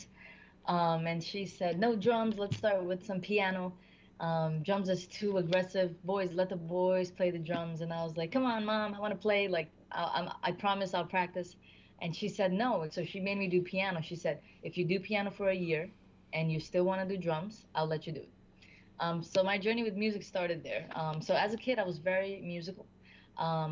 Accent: Newark, New Jersey, United States; I was born in Newark, raised in Newark, went to school in Newark, went to high school.

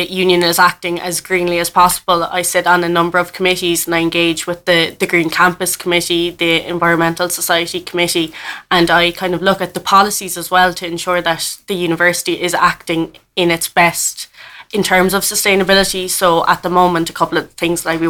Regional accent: Clonakilty, Munster, Ireland; now in Cork, Ireland; I'm from Clonakilty in West Cork

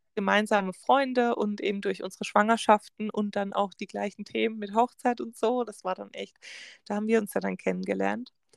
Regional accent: Germany; bei uns in Deutschland

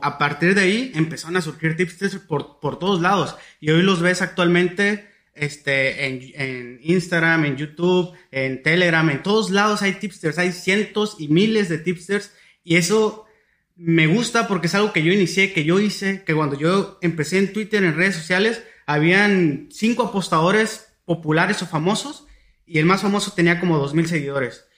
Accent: Tijuana, Baja California, Mexico; yo soy de Tijuana

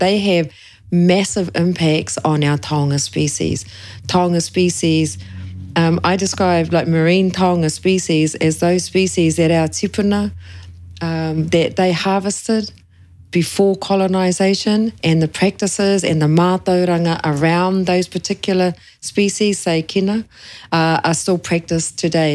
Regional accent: Kawerau, Bay of Plenty, New Zealand; now in Papamoa, New Zealand; I'm Ngāti Awa e Ngāti Whakehe Moa, but I grew up in Kawerau.

